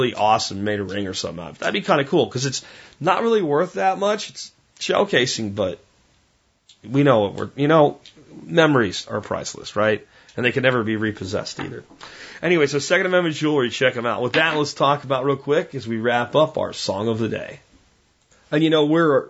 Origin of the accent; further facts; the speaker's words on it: Pennsylvania, United States; back when I was a kid, growing up in Pennsylvania